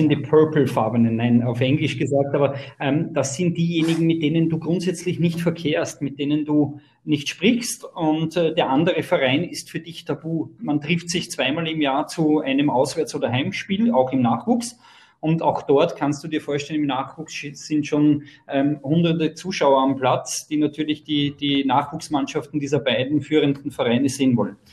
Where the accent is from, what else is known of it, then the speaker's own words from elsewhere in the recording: Austria; weil wir auch in der gleichen Nachbarschaft aufgewachsen sind. Bei uns in Österreich spielt man dann auch ah. Schulmeisterschaften, das nennt sich bei uns die Schülerliga.